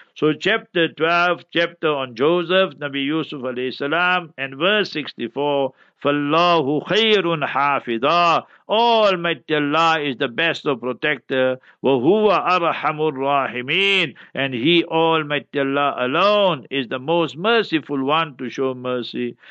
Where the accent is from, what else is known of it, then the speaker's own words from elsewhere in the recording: Heidelberg, Gauteng, South Africa; When I was a young boy, I grew up in Heidelberg, born in Heidelberg.